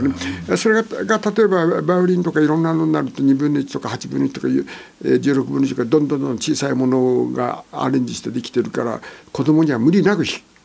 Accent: Niigata, Japan; 新潟でして

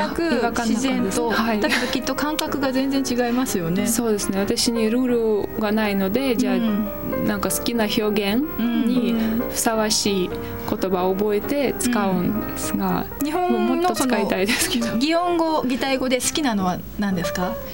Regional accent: Moscow, Russia; Japanese is a second language; moved away as an adult; also born or lived in Kyoto, Japan; now in Japan; 私はモスクワ出身だから

